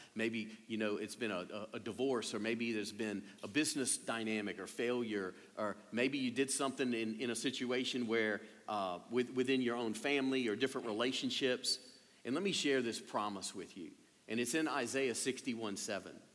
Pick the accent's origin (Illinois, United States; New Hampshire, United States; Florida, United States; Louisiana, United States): Louisiana, United States; being a Cajun and born and raised here